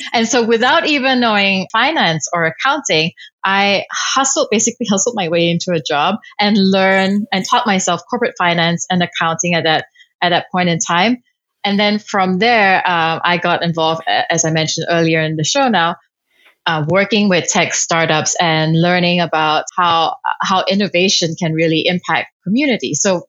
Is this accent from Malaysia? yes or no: yes; Kuala Lumpur, Federal Territory of Kuala Lumpur, Malaysia; Kuala Lumpur, Malaysia.